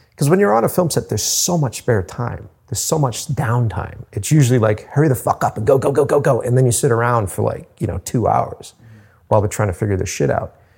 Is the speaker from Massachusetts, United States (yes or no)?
yes; Cape Cod, Massachusetts, United States; moved away as an adult; now in Boston, United States; at the time I was living on Cape Cod